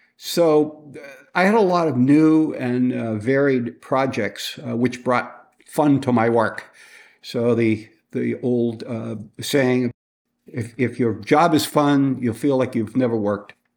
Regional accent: Boston, Massachusetts, United States; I was born and raised in Boston, uh, near Boston in the suburb

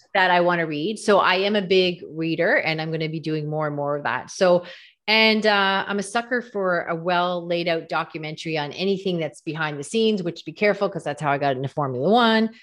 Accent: Canada; I'm Canadian

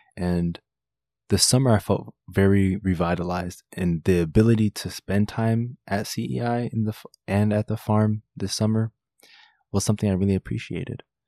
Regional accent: South Florida, United States; also born or lived in Washington, D.C.; I grew up in South Florida where I am right now

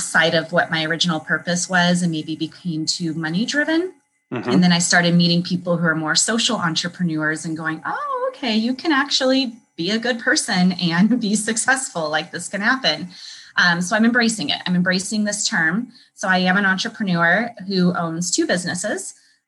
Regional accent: California, United States; also born or lived in Colorado / Nevada; now in Chicago, United States; I grew up in California and before that, Colorado and Nevada.

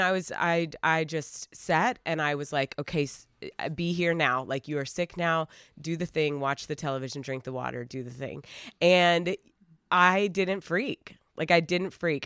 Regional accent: Asheville, North Carolina, United States; now in Los Angeles, United States; we are originally from Asheville, North Carolina.

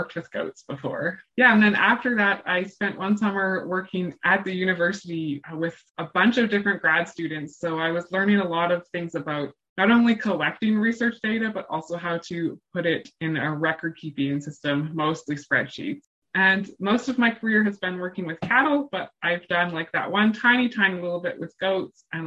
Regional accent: Alberta, Canada; moved away as an adult; now in Manitoba, Canada; I grew up in Alberta

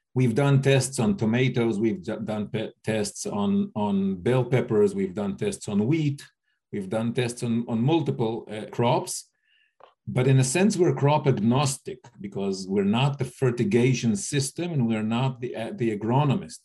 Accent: United States; moved away as an adult; also born or lived in India; I grew up in the States

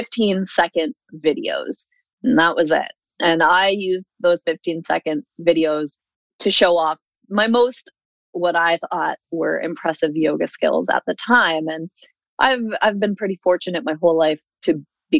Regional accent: Seattle, Washington, United States; moved away as an adult; also born or lived in Los Angeles / Red Deer, Alberta; now in Alberta, Canada; I am originally from the United States, grew up in Seattle, and then lived about half of my adult life in Los Angeles

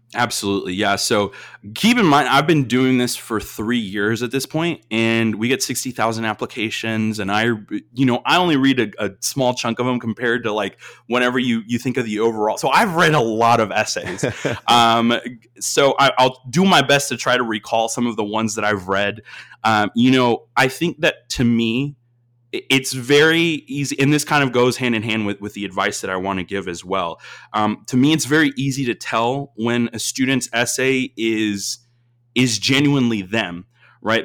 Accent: Austin, Texas, United States; I, I grew up in Austin, Texas

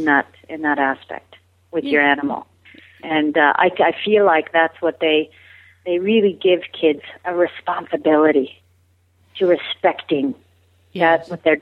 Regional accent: Colorado, United States; also born or lived in Phoenix, Arizona; Okay, I was born in Phoenix, Arizona. My father, a pilot in the Air Force, and then eventually a pilot for United Airlines. We moved around a lot. And so we ended up in Colorado for a larger period of my childhood.

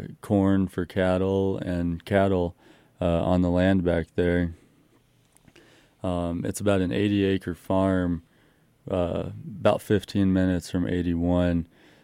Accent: Virginia, United States; So I grew up in Northern Virginia and all over the country. For those of you who don't know, my parents were military, but my dad did grow up back here.

